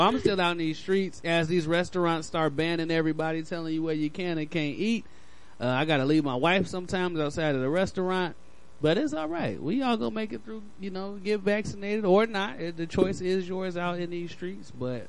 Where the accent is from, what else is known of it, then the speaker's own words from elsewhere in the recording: Chicago, Illinois, United States; Oh, man, that's hard right there. I am from Chicago.